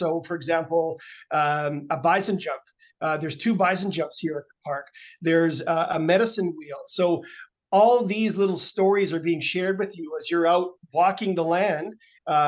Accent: Saskatoon, Saskatchewan, Canada; I grew up in Saskatoon

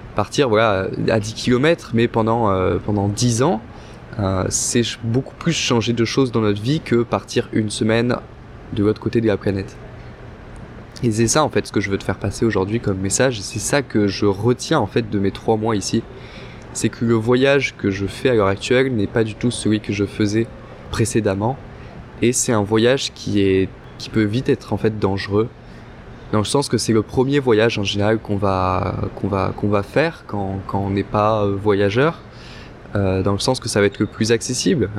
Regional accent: France; now in Montreal, Canada; on est français

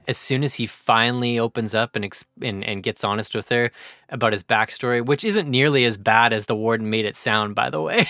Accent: Canada; as a Canadian

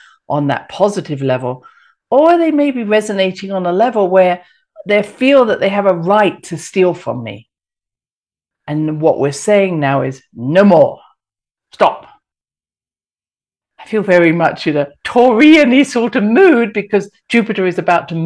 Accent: England, United Kingdom; I'm very English

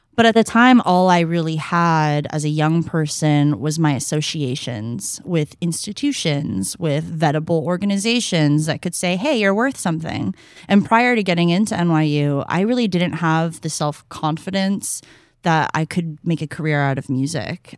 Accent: San Francisco, California, United States; growing up in the Bay Area, there's absolutely no getting away from hip hop and R and B

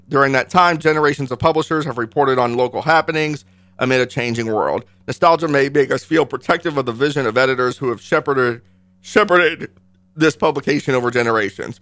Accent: Northern Virginia, United States; also born or lived in Hawaii / Junction City, Kansas (father's family); now in Kansas, United States; I moved from Hawaii to Washington, D C, to Northern Virginia

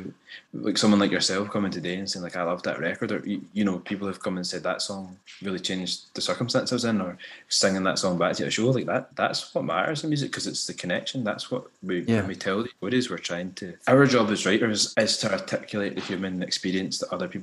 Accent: Scotland, United Kingdom; I'd grown up mixed race in Scotland, like with a black parent and a white parent

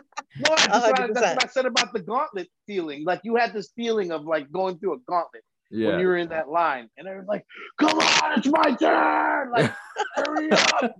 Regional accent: New Jersey, United States; Action Park growing up in New Jersey.

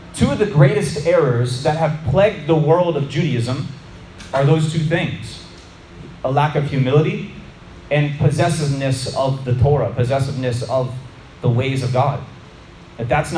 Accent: Florida, United States; For a Florida boy like me, growing up in Florida

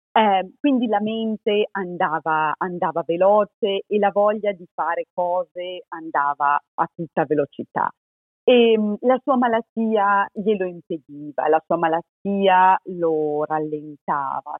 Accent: Trentino-Alto Adige, Italy; moved away as an adult; also born or lived in Spain / Zurich, Switzerland / Michigan, United States; sono trentina

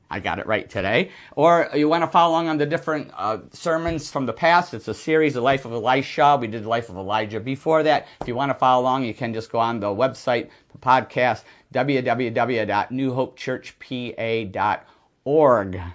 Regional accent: Buffalo, New York, United States; moved away; I'm from Buffalo area, Lancaster Speedway

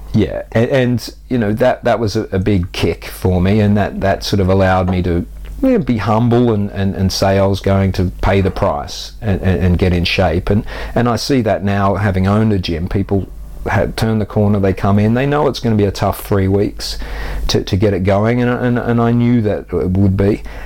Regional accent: Australia; moved away as an adult; now in United Kingdom; I grew up active on the Australian beaches. So I was a surfer uh, from the age of five till I went away for university at 18.

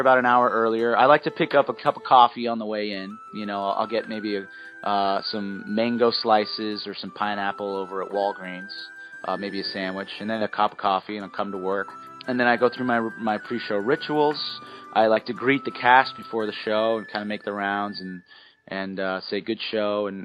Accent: San Francisco, California, United States; I'm from San Francisco. I grew up, you know, in the '90s

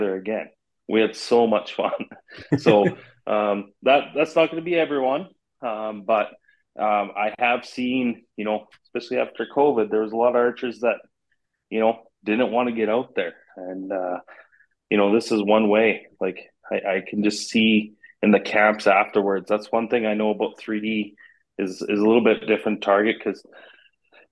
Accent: Canada; being Canadian

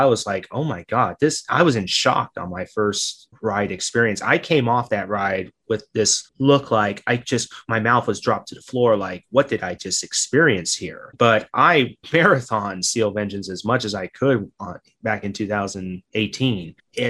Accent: Southern California, United States; because I'm from the West Coast. I'm from Southern California, and Magic Mountain is my home park

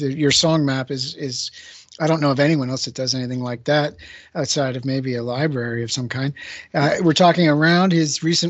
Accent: Canada; I'm Canadian

